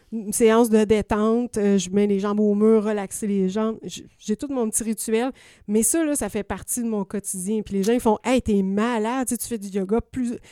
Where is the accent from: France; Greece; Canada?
Canada; Quebec; Oui, je viens du Bas-Saint-Laurent, fait que j'ai appris à faire des beaux A, ma mère.